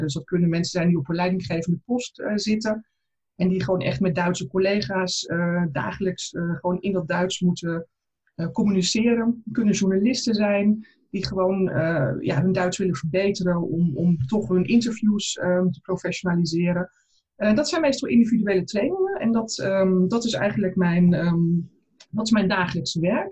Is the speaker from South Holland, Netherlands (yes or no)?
yes; South Holland, Netherlands; moved away as an adult; now in Berlin, Germany; Ik ben zuid vanuit Zuid-Holland naar Berlijn